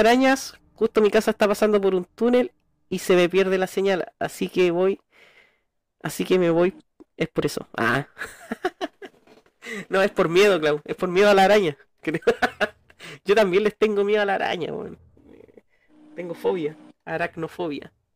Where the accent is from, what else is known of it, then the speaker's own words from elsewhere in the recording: Valparaíso, Chile; cuando chico, caminar por Valpo, por las calles y pisarla